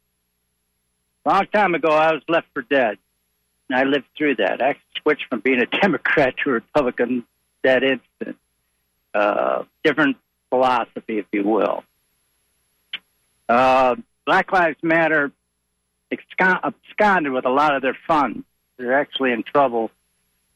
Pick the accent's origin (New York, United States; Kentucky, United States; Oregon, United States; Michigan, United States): Michigan, United States; Detroit; I grew up in Detroit. I grew up during the riots of Detroit